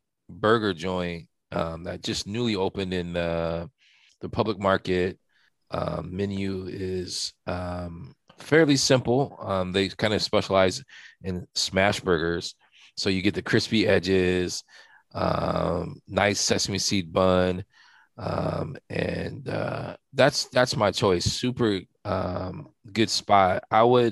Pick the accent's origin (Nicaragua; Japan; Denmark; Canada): Japan; now in Los Angeles, United States; I was born in Japan.